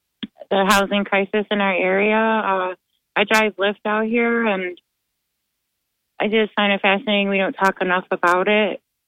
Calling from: Johnson City, New York, United States; I'm from Johnson City.

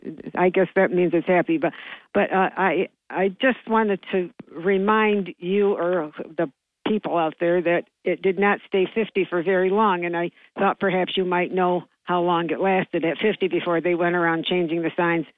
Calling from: New York, United States; This is … from JC.

